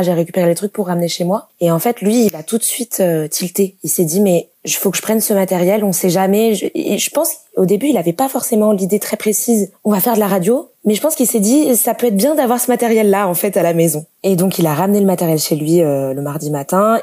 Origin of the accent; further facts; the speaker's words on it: Lyon, Auvergne-Rhône-Alpes, France; moved away as an adult; now in Toulouse, France; je suis de Lyon j'ai déménagé à Toulouse